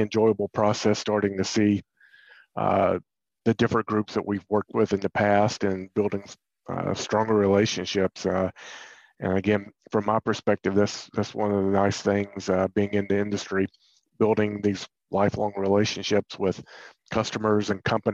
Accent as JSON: {"language": "English", "area": "near Raleigh", "region": "North Carolina", "country": "United States", "tie": "born or raised there", "said": "I grew up in North Carolina, not too far from Raleigh"}